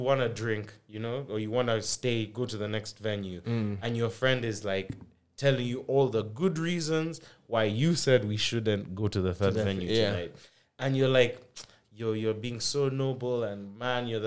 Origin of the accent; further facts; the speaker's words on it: Uganda; we grew up in Uganda